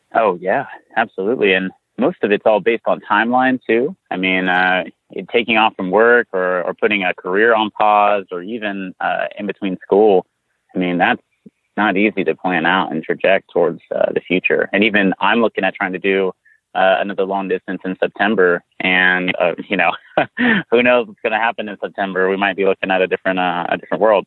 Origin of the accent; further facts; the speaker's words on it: San Antonio, Texas, United States; I'm from South Texas, like San Antonio.